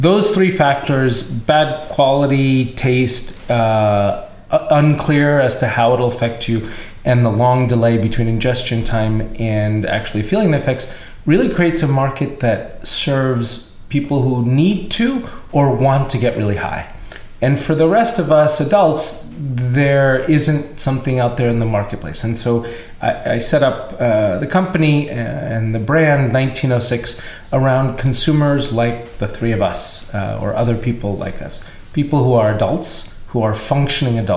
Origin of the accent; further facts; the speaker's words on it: East Brunswick, New Jersey, United States; I'm originally a New Jersey boy. I grew up here in East Brunswick